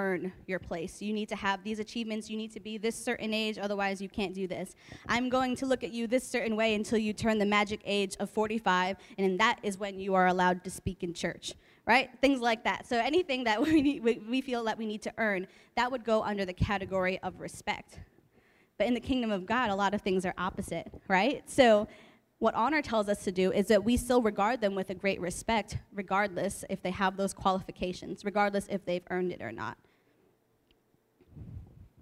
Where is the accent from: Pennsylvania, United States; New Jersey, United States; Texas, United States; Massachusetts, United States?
New Jersey, United States; Hazlet; moved away as an adult; now in California, United States; I grew up in Hazlitt for most of my life